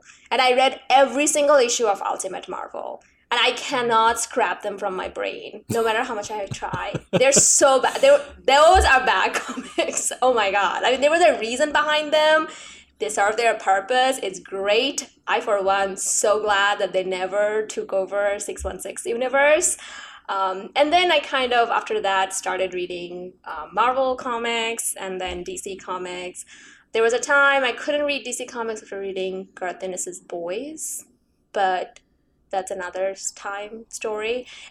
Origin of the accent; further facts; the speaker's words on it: Bangladesh; I'm actually originally from Bangladesh. And I think we got the same version of things, maybe one in English and one in Bangla. Things were not very good back home.